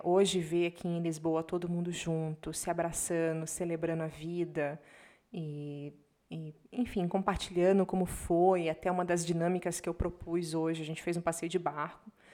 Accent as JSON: {"language": "Portuguese", "town": "Curitiba", "region": "Paraná", "country": "Brazil", "tie": "born or raised there", "also_born_or_lived": "Salvador, Bahia, Brazil / Portugal", "moved": "yes", "said": "Minha primeira imigração foi quando a gente saiu de Salvador, eu tinha quatro anos, e a gente foi para Curitiba"}